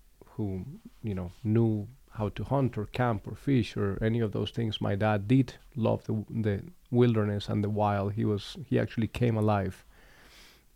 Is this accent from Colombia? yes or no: yes; Bogota, Colombia; moved away; I grew up in Colombia. I was born and raised in the city of Bogota